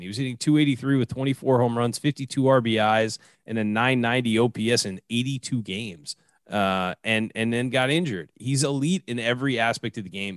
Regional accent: San Diego, California, United States; they've left my hometown

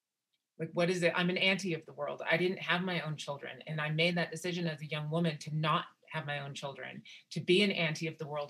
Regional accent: Wyoming, United States; because like I said, I grew up amongst up in Wyoming, and what my aunties did for me and how much they taught me.

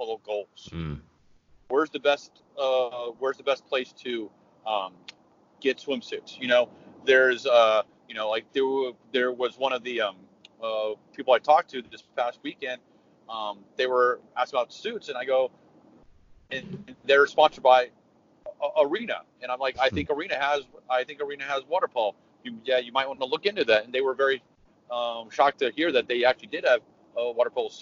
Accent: San Antonio, Texas, United States; I actually grew up in San Antonio, so I'm from San Antonio

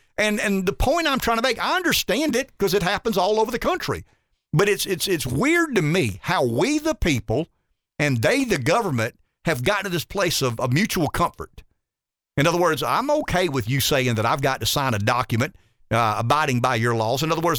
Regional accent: Indiana, United States; also born or lived in Ohio; I mean, I'm from Indiana. I'm from Ohio.

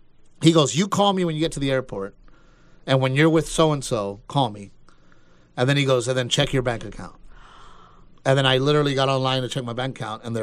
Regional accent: Portland, Texas, United States; I grew up in Gregory Portland, Texas, right? I go

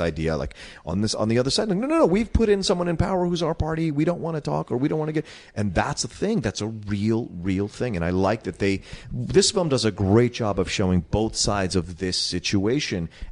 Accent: East Coast, United States; growing up on the East Coast.

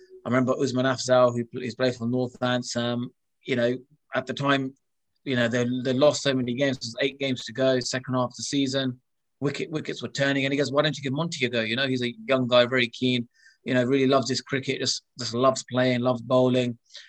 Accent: Luton, East of England, United Kingdom; cricket was introduced to me by Luton Town and Indians, which was predominantly like a Gujarati club, you know, Hindu Gujarati.

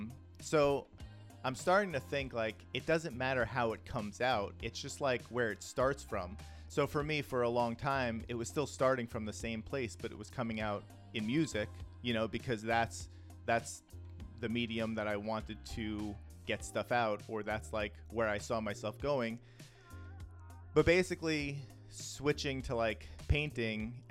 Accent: New York City, New York, United States; I grew up in the Bronx in the 80s and 90s.

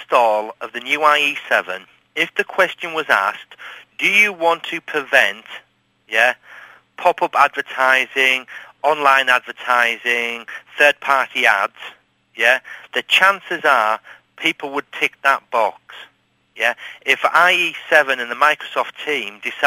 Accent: England, United Kingdom; I'm English

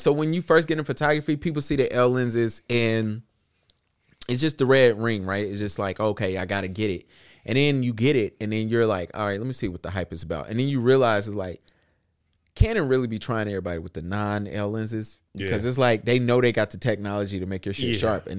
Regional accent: Charlotte, North Carolina, United States; I'm from Charlotte.

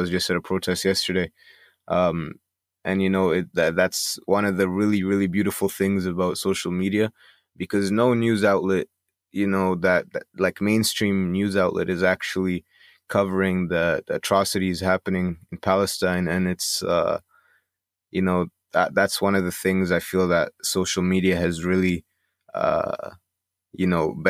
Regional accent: Canada; But even then, like, I'm Egyptian Canadian, so when I go back to, like, you know, visit Egypt and stuff like

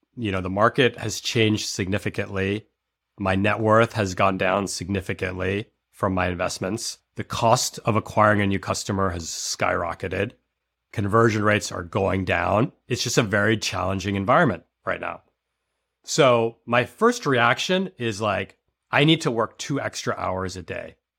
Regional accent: New York City, New York, United States; I was born in New York City, and I went to private school

